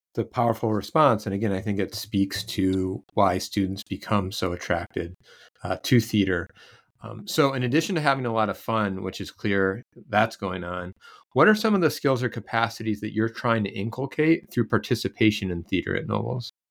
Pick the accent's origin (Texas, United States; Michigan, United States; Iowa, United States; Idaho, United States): Iowa, United States; moved away; I'm from Iowa